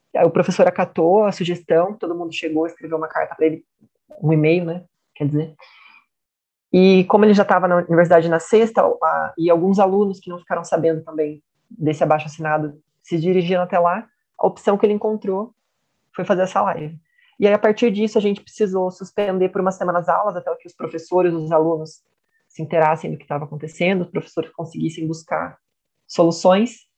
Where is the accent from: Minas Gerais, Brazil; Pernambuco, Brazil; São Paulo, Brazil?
São Paulo, Brazil; Itapira; natural de Itapira, São Paulo